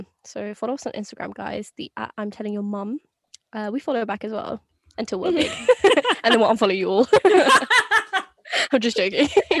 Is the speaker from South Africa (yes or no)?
no; Pakistan; We're also Pakistani as well, so